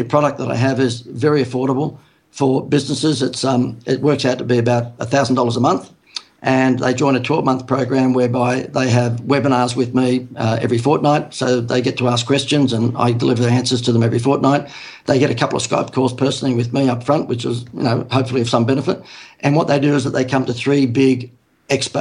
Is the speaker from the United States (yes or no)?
no; Sydney, New South Wales, Australia; moved away as an adult; now in Gold Coast, Australia; I live on the Gold Coast. I'm a Sydney person, so I'm born and bred in Sydney